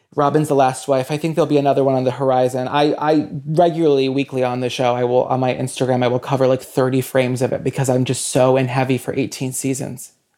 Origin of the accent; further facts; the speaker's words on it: New Bedford, Massachusetts, United States; I'm from, I'm from New Bedford.